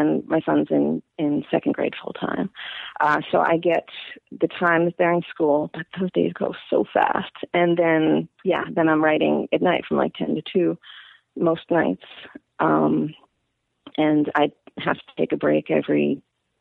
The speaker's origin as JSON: {"language": "English", "town": "Manalapan", "region": "New Jersey", "country": "United States", "tie": "born or raised there", "also_born_or_lived": "New York City, New York", "moved": "as an adult", "lives_now": "Portland, United States", "said": "my dad got a better job in New Jersey, so I was forcibly to New Jersey."}